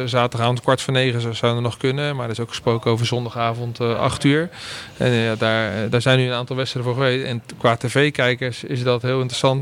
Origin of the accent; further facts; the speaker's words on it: Randstad, Netherlands; moved away as an adult; now in Groningen, Netherlands; de Randstad waar ik vandaan kom